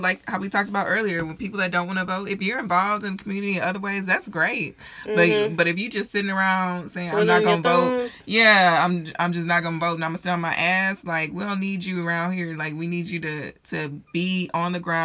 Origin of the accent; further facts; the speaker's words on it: Dallas, Texas, United States; we're not from Texas. We're from Dallas